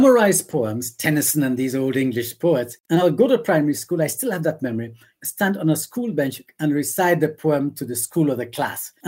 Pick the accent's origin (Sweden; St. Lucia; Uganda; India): St. Lucia; Castries; I grew up in Castries, not central Castries, but just outside of Castries.